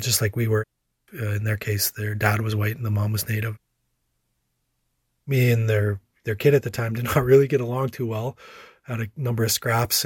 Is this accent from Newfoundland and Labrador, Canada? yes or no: no; La Ronge, Saskatchewan, Canada; now in Saskatoon, Canada; I grew up in LaRonge.